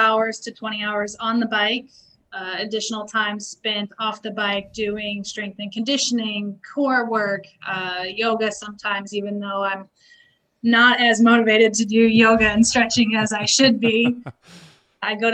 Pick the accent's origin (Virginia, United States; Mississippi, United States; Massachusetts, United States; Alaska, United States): Alaska, United States; We grew up in Alaska